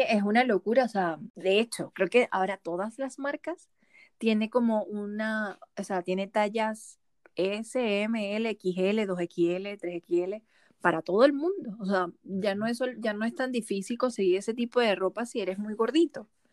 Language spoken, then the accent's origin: Spanish; Venezuela; moved away; venimos de Venezuela